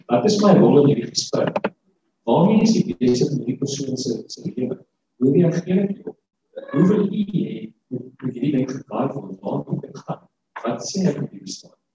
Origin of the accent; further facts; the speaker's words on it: South Africa; ons dink maar ons as Afrikaners die taal ons verstaan Afrikaans.